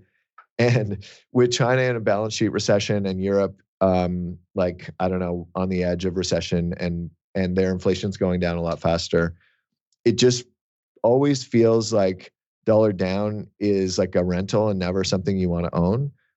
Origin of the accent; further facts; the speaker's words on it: Canada; I'm Canadian